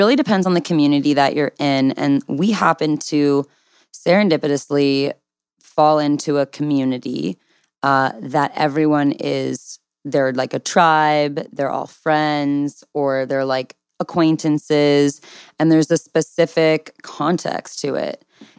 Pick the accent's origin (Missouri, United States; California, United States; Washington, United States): California, United States; Southern; I'm from Southern California.